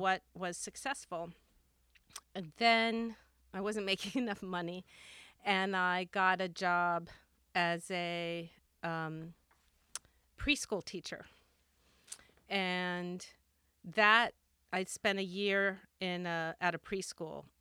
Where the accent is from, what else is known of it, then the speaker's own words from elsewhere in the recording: Washington, District of Columbia, United States; also born or lived in Bethesda, Maryland / Cork, Ireland; I grew up in Washington, D C, and, um, and then in the, in a suburb of, of D C, Bethesda, Maryland